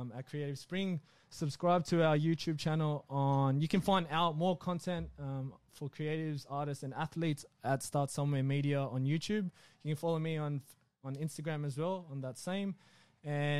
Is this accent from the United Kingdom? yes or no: no; Blacktown, New South Wales, Australia; I'm from Blacktown